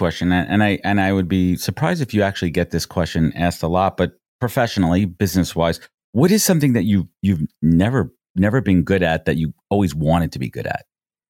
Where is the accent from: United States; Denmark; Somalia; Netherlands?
United States; New York City, New York; I grew up in Brooklyn and I have very fond memories.